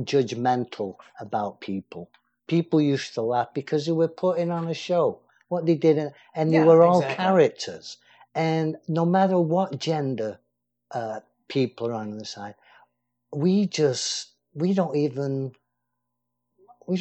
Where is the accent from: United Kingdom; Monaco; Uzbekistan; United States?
United Kingdom; England; as a kid growing up in England, as a teen in those days